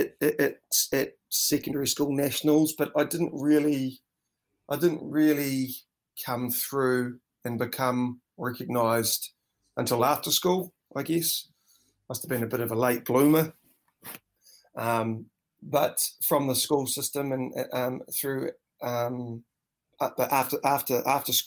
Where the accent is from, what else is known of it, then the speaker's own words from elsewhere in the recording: New Zealand; also born or lived in North Island, New Zealand / Dunedin, New Zealand; being brought up a Kiwi kid